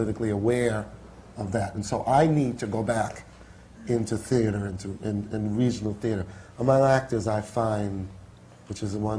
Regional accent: New York City, New York, United States; I was raised in Harlem

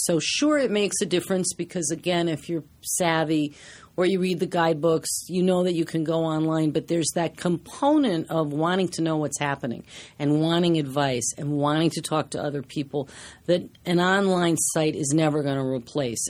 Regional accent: Washington, District of Columbia, United States; now in New York, United States; I grew up in Washington, D C, and I took theater classes.

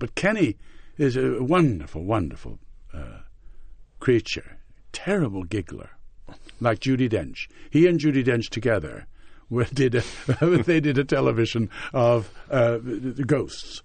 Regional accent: Montreal, Quebec, Canada; moved away as an adult; also born or lived in England; growing up in Montreal in our period

